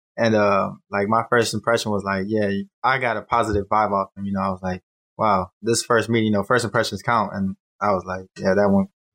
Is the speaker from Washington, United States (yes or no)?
no; Cleveland, Ohio, United States; I'm from Cleveland, Ohio. And the one thing that drew me to Blue Lights College was the opportunity to actually like move away from home, because where I'm from is really a rough neighborhood and stuff.